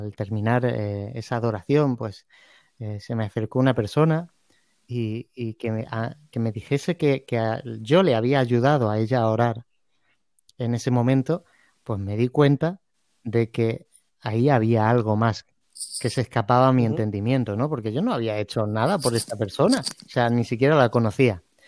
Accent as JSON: {"language": "Spanish", "region": "Andalusia", "country": "Spain", "said": "somos una tierra, eh, o sea, de España, en el sur de España, pues tenemos un, carácter muy, muy latino"}